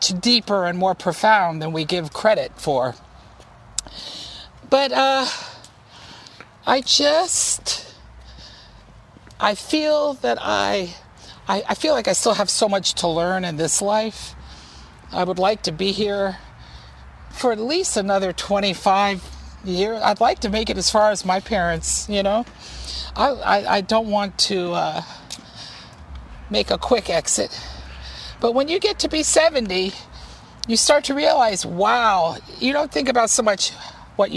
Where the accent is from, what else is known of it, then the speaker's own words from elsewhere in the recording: Virginia Beach, Virginia, United States; I grew up in Virginia Beach, too, which was Edgar Casey territory